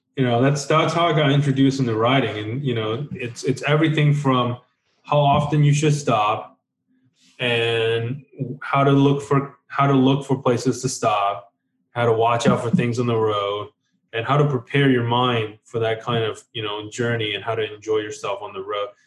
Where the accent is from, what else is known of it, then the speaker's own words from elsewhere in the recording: Taiwan; moved away; I was born in Taiwan